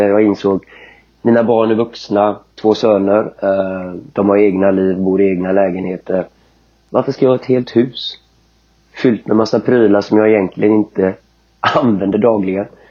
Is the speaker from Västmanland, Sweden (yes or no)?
no; Kungälv, Västra Götaland, Sweden; Killen kommer mm. ifrån Göteborg i västra, äh, norr om Göteborg i Kungälv. Där jag växte upp.